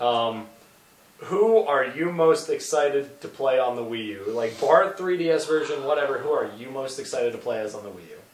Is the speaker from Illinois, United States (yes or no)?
no; New York, United States; I'm from New York